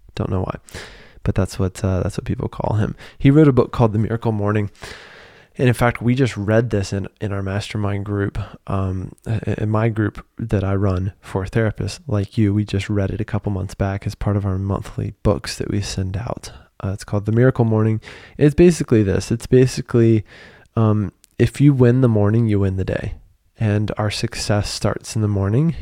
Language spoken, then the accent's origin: English; United States; moved away as an adult; now in Paris, France; being an American living in Paris